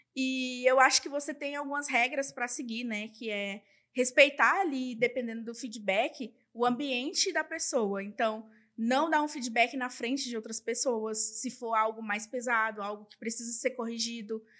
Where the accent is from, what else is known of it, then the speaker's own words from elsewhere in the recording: Northeast Region, Brazil; Eu sou nordestina e eu tenho muito orgulho disso